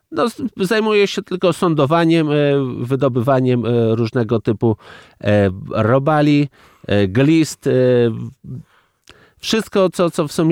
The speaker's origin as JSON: {"language": "Polish", "region": "Bug River valley", "country": "Poland", "said": "Ja wywodzę się z tamtych terenów, moi dziadowie mój e, tata, e, to są e, nadburzacy od powiedzmy wieków, bo pierwsza zmianka jest od 1640 roku, gdzie było umieszczone w, w jakiejś metryce"}